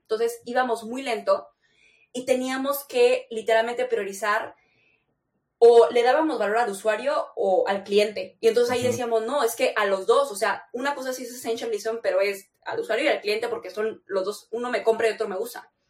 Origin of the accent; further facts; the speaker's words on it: Chihuahua, Mexico; Yo vengo de Chihuahua